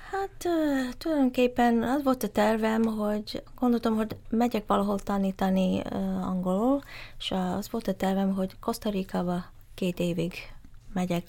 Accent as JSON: {"language": "Hungarian", "country": "Malaysia", "tie": "born or raised there", "also_born_or_lived": "Vancouver, Canada", "first_language": "English", "second_language": "Hungarian", "moved": "yes", "said": "Malázia születtem, de nem vagyok malaj, hanem ilyen úgy hívják, hogy Straits-born Chinese"}